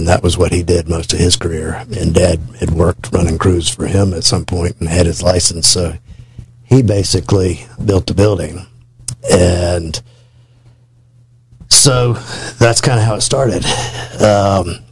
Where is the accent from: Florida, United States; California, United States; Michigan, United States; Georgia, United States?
Florida, United States; Tallahassee; I grew up in Tallahassee